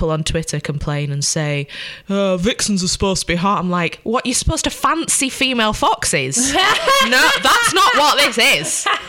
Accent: Bolton, North West England, United Kingdom; is, it's nice and accurate because I'm from Bolton

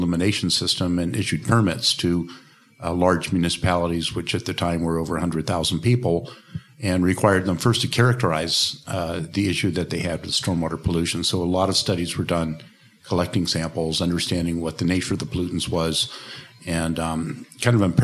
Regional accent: Portland, Oregon, United States; I'm from Portland, Oregon in the United States

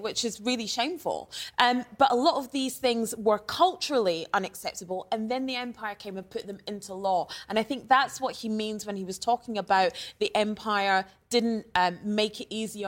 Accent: Scotland, United Kingdom; Growing up in Scotland

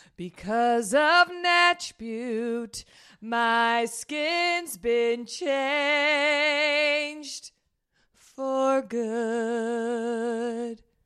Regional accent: Dallas, Texas, United States; I grew up in Dallas

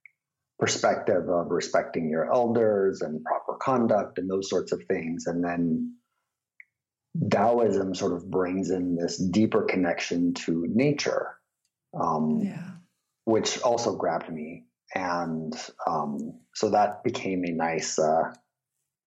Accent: San Diego, California, United States; I was raised in San Diego, total redneck part of San Diego

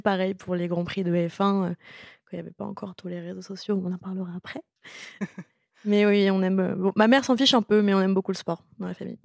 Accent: Paris, Île-de-France, France; also born or lived in Gentilly; je suis née à Paris, donc en même temps, je pouvais pas renier mes origines.

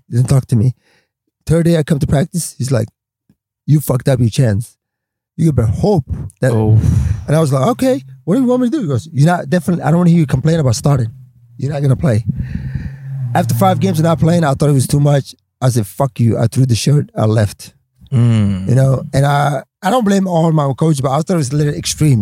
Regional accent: Stockholm, Stockholm County, Sweden; English is a second language; moved away as an adult; also born or lived in Somalia / Washington / Los Angeles; that's how we grew up in Stockholm, Sweden

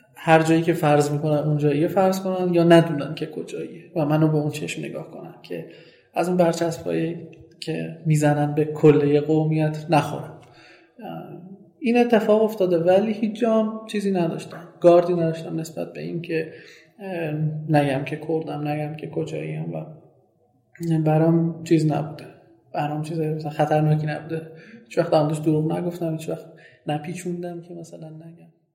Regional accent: Sanandaj, Kurdistan, Iran; first language Kurdish; Persian is a second language; now in Tehran, Iran; من زبون اصلیم و زبون مادریم کردیه و تو چند سال اخیر خیلی کم رفتم به قولی سنندج

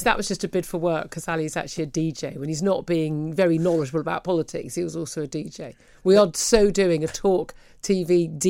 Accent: United Kingdom; We're British.

